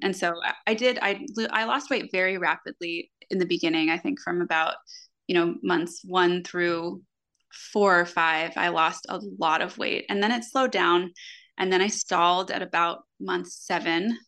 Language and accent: English; Florida, United States; I grew up in Florida and I, I spent most of my life in the water at the beach, on the ocean